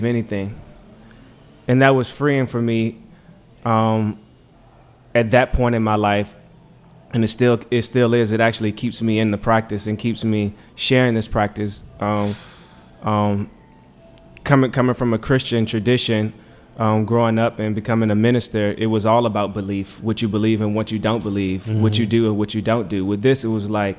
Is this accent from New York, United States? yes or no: no; Richmond, Virginia, United States; now in Washington, D.C., United States; I'm from Richmond. I came to D.C. I went to Howard